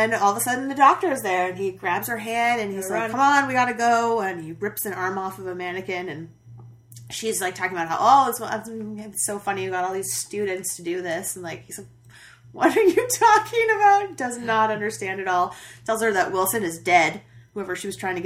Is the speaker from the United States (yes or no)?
no; United Kingdom; as the Brit here